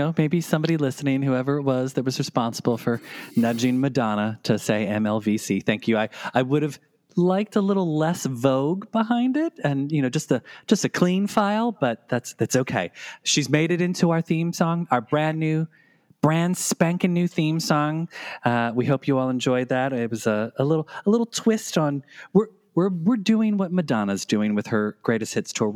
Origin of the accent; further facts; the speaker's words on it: Philadelphia, Pennsylvania, United States; my hometown of Philadelphia